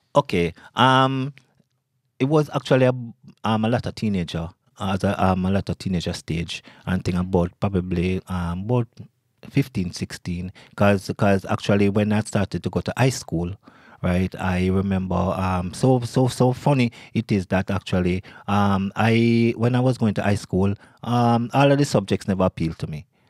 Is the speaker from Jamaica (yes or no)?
yes; Kingston, Jamaica; moved away as an adult; now in New York, United States; I grew up in Kingston, Jamaica